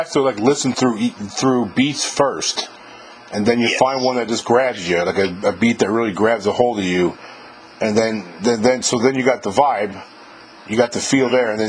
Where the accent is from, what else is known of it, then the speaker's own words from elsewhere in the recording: New York, United States; moved away; I'm from New York, man.